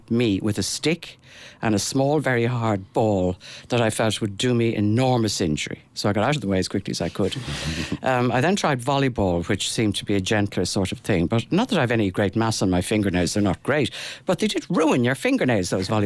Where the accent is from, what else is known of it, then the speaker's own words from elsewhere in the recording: Dublin, Leinster, Ireland; I grew up in Dublin